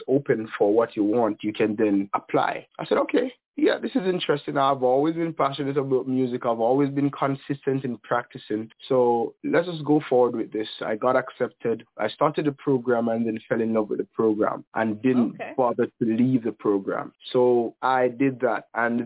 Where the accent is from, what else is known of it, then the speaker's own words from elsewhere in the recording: Falmouth, Trelawny, Jamaica; moved away as an adult; also born or lived in Montego Bay, Jamaica / Mandeville, Jamaica; now in Canada; I was born in Montego Bay, Jamaica, grew up in Falmouth, Trelawney, where I went to school and where I went to church